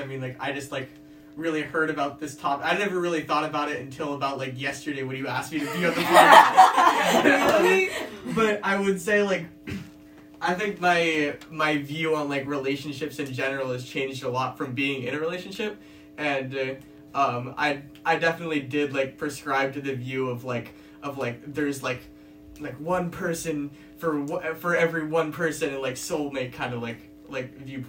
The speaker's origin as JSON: {"language": "English", "town": "Los Angeles", "region": "California", "country": "United States", "tie": "born or raised there", "said": "I was born and raised"}